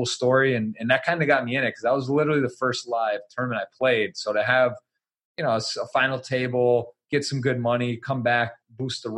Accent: Ann Arbor, Michigan, United States; moved away as an adult; also born or lived in Baltimore; I'm from Ann Arbor.

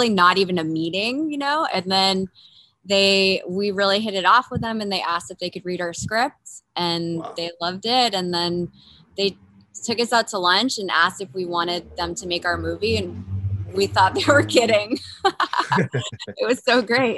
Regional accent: Montpelier, Vermont, United States; moved away; also born or lived in New York City / Los Angeles; I grew up in Montpelier, which is also a small town, but it's the capital of the state

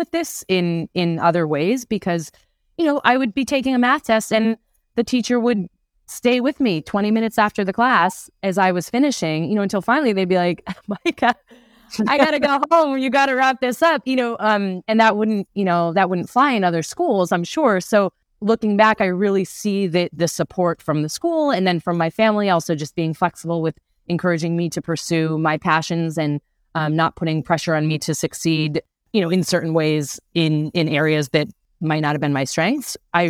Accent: Providence, Rhode Island, United States; I grew up in Providence, Rhode Island. So not too far.

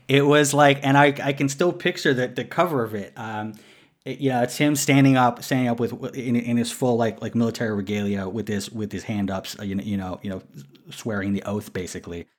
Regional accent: New York City, New York, United States; also born or lived in Queens; I was born in New York City

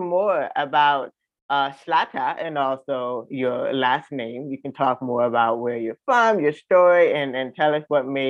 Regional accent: South Florida, United States; South Florida, my hometown

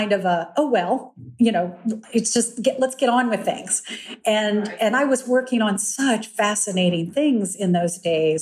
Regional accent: Lexington, Virginia, United States; I was raised in Lexington, Virginia

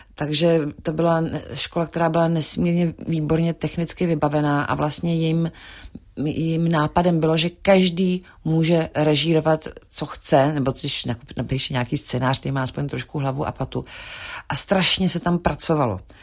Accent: Prague, Czechia; moved away as an adult; also born or lived in Paris, France; jsme z Prahy, z Československa

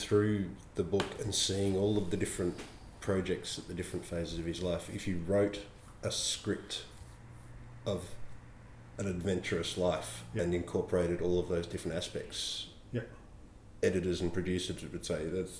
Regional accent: Australia; as an Australian citizen

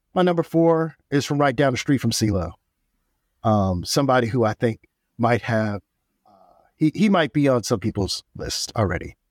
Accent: Oakland, California, United States; I'm from Oakland, California

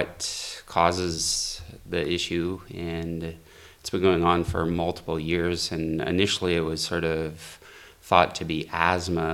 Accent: Rossland, British Columbia, Canada; I'm from Rosland, British Columbia in Canada.

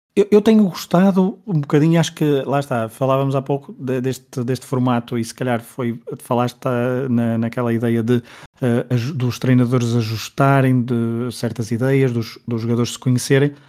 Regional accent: Portugal; Como somos portugueses

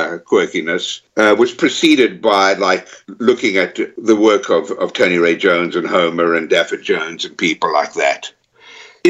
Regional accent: South Africa; also born or lived in United States / Texas; now in London, United Kingdom; I was born in South Africa.

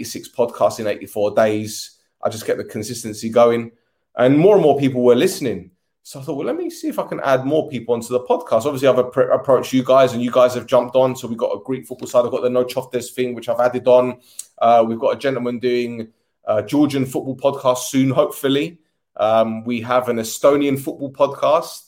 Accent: London, United Kingdom; I was born in Edmonton, North London

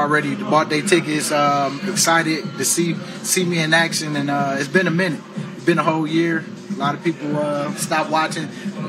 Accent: Detroit, Michigan, United States; moved away; I'm just excited to be in front of my hometown to go against those Lions.

